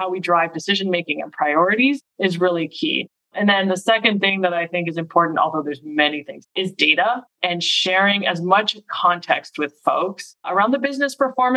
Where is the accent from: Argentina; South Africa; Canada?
Canada; Montreal, Quebec; also born or lived in Boston area; now in Boston, United States; So I was born in Montreal. So I'm Canadian. I live in the Boston area now and have for about 20 years